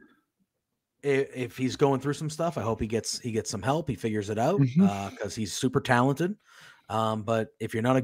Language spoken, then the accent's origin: English; Massachusetts, United States; I am from Massachusetts